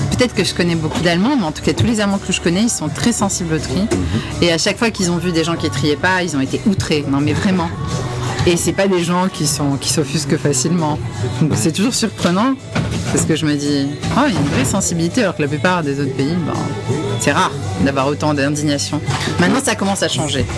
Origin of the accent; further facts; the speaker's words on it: France; je suis française